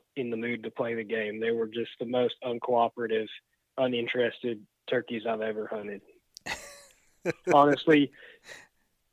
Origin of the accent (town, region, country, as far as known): Tennessee, United States